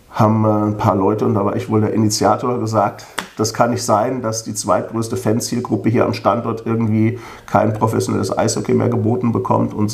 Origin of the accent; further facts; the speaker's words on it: Königstein, Hesse, Germany; born there; Ich bin ja hier in Königstein geboren